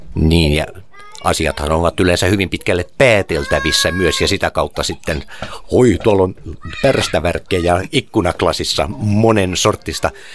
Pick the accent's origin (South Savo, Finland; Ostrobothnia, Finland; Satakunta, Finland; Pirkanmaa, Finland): Ostrobothnia, Finland; Vaasa; Mä oon Vaasasta kotoisin